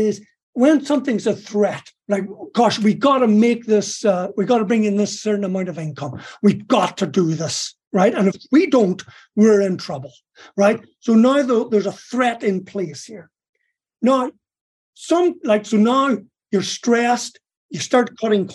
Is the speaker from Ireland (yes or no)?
yes; Ireland; moved away; I was born in Ireland.